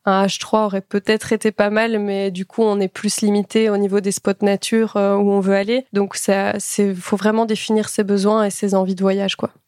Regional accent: Belgium; nous, on est belges

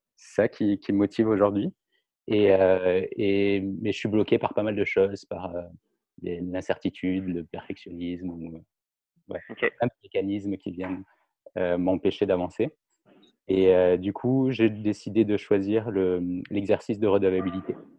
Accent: France; moved away as an adult; now in Montreal, Canada; je suis français, ça fait deux ans que, je vis maintenant à Montréal

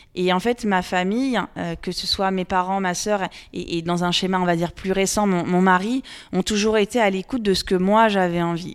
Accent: Loir-et-Cher, Centre-Val de Loire, France; je suis originaire du Loir-et-Cher. Donc j'ai grandi dans ce département, euh, j'y vis toujours

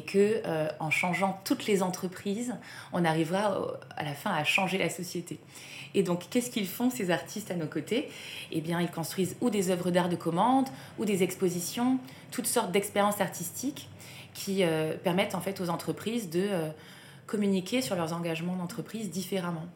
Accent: south of France, France; moved away; je viens du sud de la France

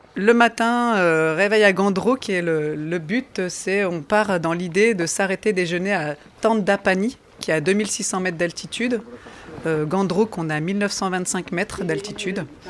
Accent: the North, Hauts-de-France, France; Je suis native du Nord

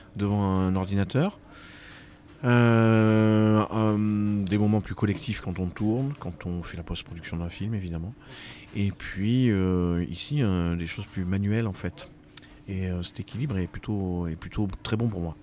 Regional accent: Brive-la-Gaillarde, Nouvelle-Aquitaine, France; now in Paris, France; je suis né à Brive. j'ai eu mon bac au lycée Arsonval

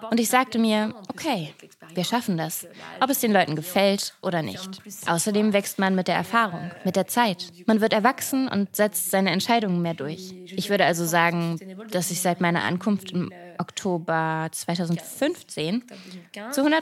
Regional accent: Paris, Île-de-France, France; moved away as an adult; now in Berlin, Germany; Als Ex-Pariserin würde ich eher vom Berliner, Pariser Hintergrund reden. Ich bin in der Welt der Mode aufgewachsen.

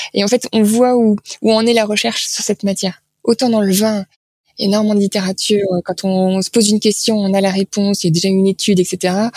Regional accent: France; On est français

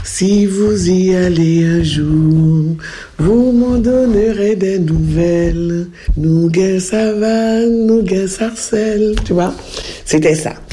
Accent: Mana, French Guiana, France; moved away; Même si ça va faire 50 ans que j'ai quitté la Guyane, je suis foncièrement guyanaise. Dans mon cœur, dans mon corps, je suis guyanaise. Façon quand, quand je, je parle de moi aux gens, je dis, je suis mananaise, guyanaise, et française.

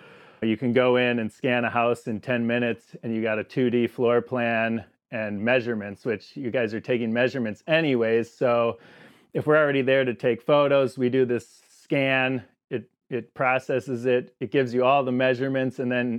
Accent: Saukville, Wisconsin, United States; And eventually I moved back here where I'm from. I grew up in Saukville. And so I moved back here

